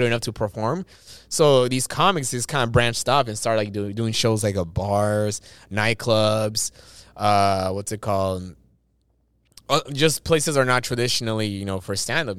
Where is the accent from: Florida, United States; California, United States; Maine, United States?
California, United States; Los Angeles; I was born in East